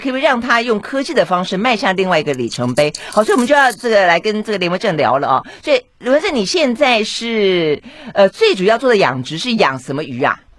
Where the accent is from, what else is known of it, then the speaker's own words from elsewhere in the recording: Tainan, Taiwan; 这个台南是我老家